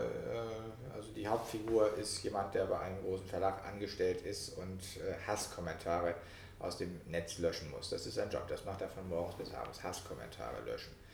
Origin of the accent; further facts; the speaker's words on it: Schleswig-Holstein, Germany; moved away; meiner alten Heimat, also in Schleswig-Holstein, in äh, Nordfriesland und in äh, Kiel